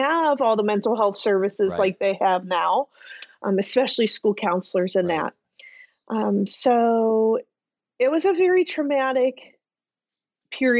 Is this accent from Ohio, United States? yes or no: yes; Ohio, United States; I actually was born and raised in Ohio